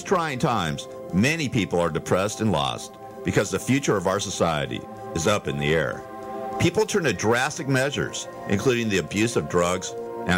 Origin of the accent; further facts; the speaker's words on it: Los Angeles, California, United States; moved away as an adult; now in the desert, United States; going to the Valley because that's where I grew up